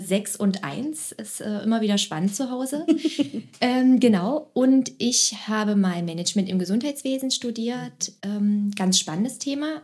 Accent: Magdeburg, Saxony-Anhalt, Germany; also born or lived in Berlin; Ich bin in Magdeburg geboren, ich wohne hier mittlerweile auch hier

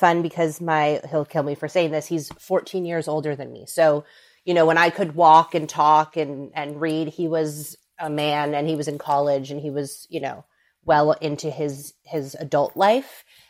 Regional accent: Los Angeles, California, United States; moved away as an adult; now in New York, United States; So I am a New Yorker. Now, I'm originally from LA, but I've been in New York for the last 11 years. I came here for school, and once I was done, I decided New York was going to be home.

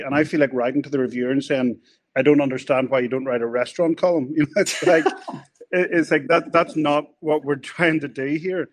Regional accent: Northern Ireland, United Kingdom; we grew up in Northern Ireland

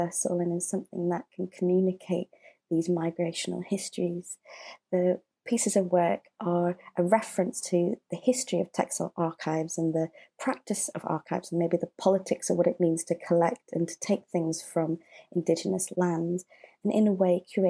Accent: Manchester, North West England, United Kingdom; now in London, United Kingdom; I grew up in Manchester

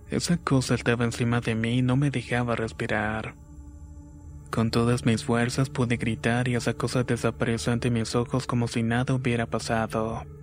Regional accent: Acapulco, Guerrero, Mexico; Soy originario de Acapulco Guerrero. Mis padres son de la Costa Chica, así que pasé buena parte de mi niñez en el campo.

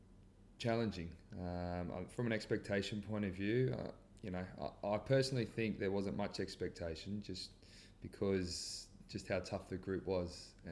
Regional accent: Australia; also born or lived in Netherlands; I come from Dutch heritage. Both parents were born there. And sort of, you know, growing up as a kid, Australia, you know, wasn't in the frame from a World Cup football point of view.

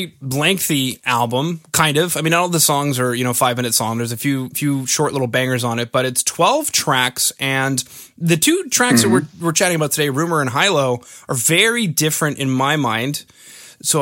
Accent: Canada; I'm from Canada.

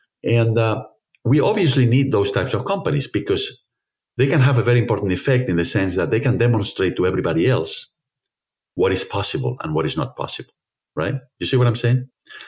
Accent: Spain; as we say in Spain, you know, I'm from Spain, as you know

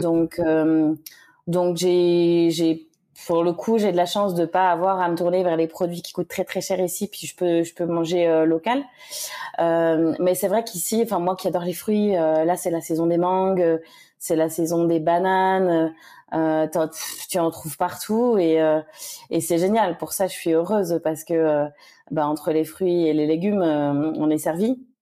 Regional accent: Le Mans, Pays de la Loire, France; moved away as an adult; also born or lived in Angers / Toulouse / Uzès; now in Réunion, France; je suis née au Mans euh, en Sarthe. Euh, j'y suis restée jusqu'à mes 18 ans.

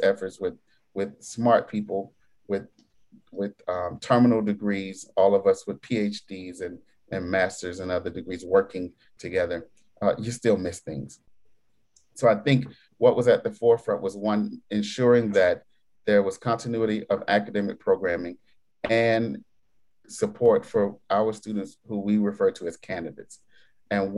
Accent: New York, United States; being a New Yorker

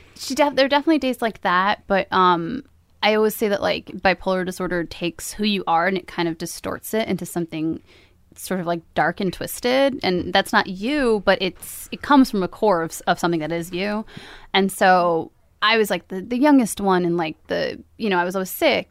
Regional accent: Hudson County, northern New Jersey, United States; now in Jersey City, United States; we lived in New Jersey, sort of all over New Jersey

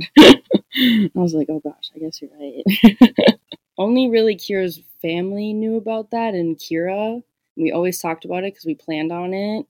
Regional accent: Minnesota, United States; I'm from Minnesota

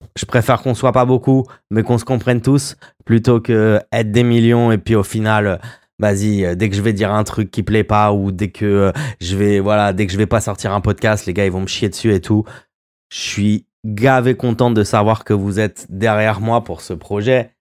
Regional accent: Royan, Nouvelle-Aquitaine, France; chez nous à Royan

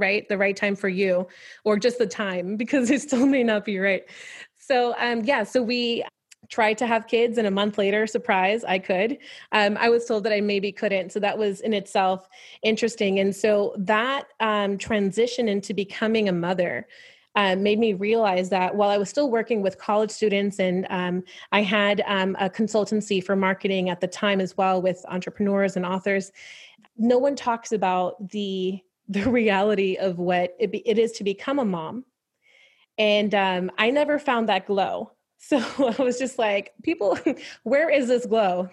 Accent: New York, United States; growing up in New York is, um, so I was raised by my grandparents

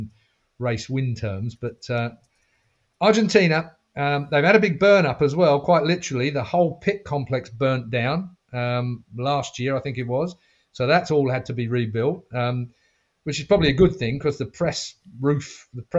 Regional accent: United Kingdom; as a Brit

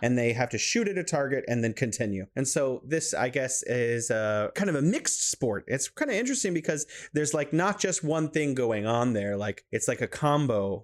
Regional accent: California, United States; now in Wuhan, China

